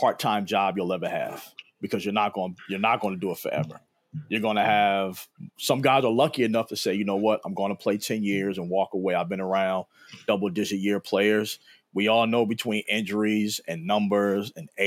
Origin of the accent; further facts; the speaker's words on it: Philadelphia, Pennsylvania, United States; moved away as an adult; also born or lived in Chester, Pennsylvania / Madison, Wisconsin; I was a kid from Philly.